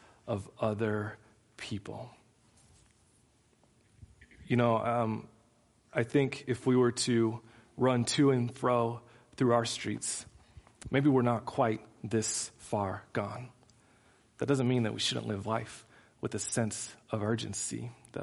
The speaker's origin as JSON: {"language": "English", "country": "United States", "said": "as an American Christ follower"}